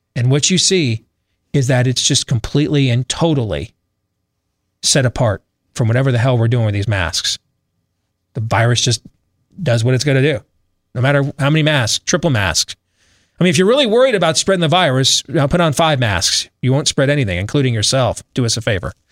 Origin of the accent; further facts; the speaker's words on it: Michigan, United States; I grew up in Michigan, so I know the state very well.